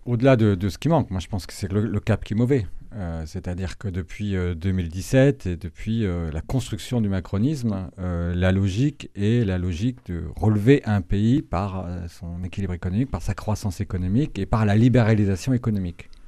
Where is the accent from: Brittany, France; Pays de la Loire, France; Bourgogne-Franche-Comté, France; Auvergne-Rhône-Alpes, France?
Brittany, France; moved away; je suis originaire de Bretagne